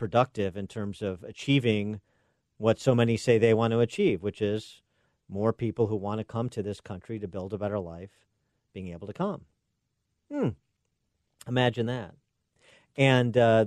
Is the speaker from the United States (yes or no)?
yes; Illinois, United States; my home state of Illinois